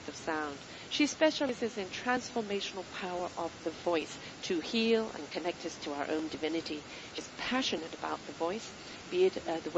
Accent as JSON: {"language": "English", "country": "United Kingdom", "said": "I'm British"}